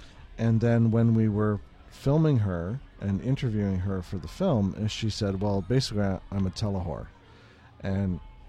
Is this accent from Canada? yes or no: yes; Oshawa, Ontario, Canada; now in Toronto, Canada; I'm originally from Oshawa.